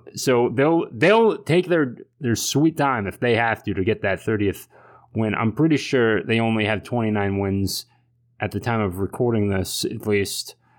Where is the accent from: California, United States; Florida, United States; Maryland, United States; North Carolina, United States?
Maryland, United States; Germantown; I'm from Germantown, Maryland